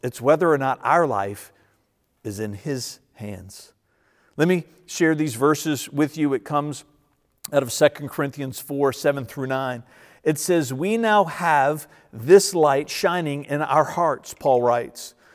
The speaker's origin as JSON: {"language": "English", "country": "United States", "tie": "born or raised there", "said": "I grew up in Verina and I'm still a little bit of a redneck"}